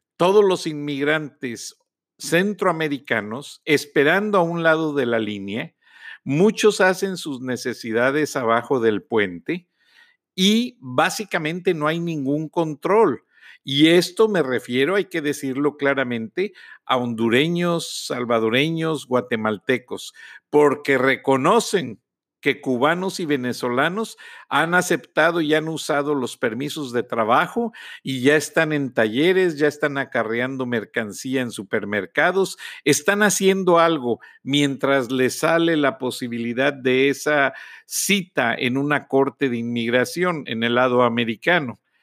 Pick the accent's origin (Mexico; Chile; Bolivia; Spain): Mexico; como decimos en México